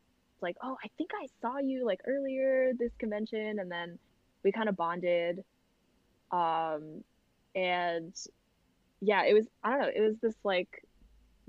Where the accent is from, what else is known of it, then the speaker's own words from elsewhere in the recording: New Jersey, United States; we grew up in New Jersey